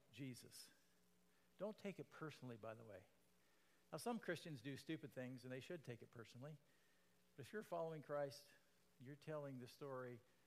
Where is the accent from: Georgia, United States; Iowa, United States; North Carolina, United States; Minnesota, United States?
Iowa, United States; I was born and raised in Iowa